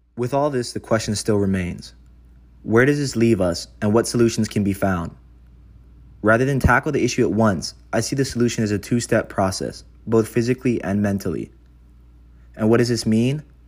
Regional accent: Kailua-Kona, Hawaii, United States; now in Los Angeles, United States; my hometown of Kailua-Kona consists of barely fifteen thousand people

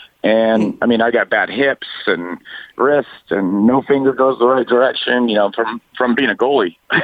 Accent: Upland, California, United States; I grew up in Upland.

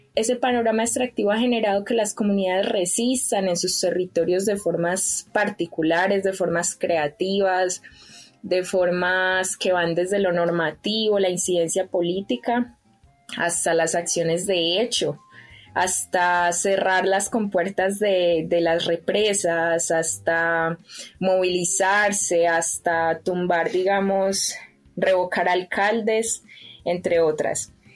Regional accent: Pácora, Caldas, Colombia; Yo soy de un pueblo que se llama Pácora, en el departamento de Caldas, en el eje cafetero de Colombia

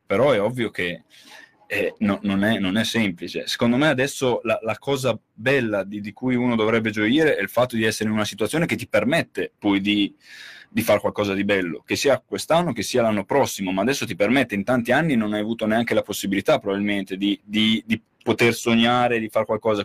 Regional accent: Reggio Emilia, Emilia-Romagna, Italy; lo dico da Reggiano, parlo da Reggiano

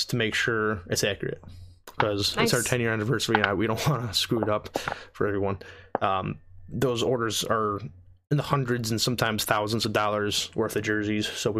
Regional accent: France; moved away; I grew up in France for 8 years

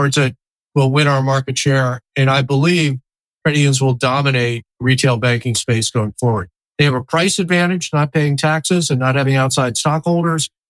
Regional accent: Washington, District of Columbia, United States; moved away as an adult; now in New York, United States; I grew up in D.C.

